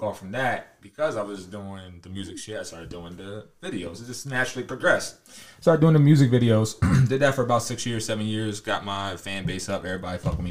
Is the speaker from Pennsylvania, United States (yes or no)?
yes; Harrisburg, Pennsylvania, United States; I'm from Harrisburg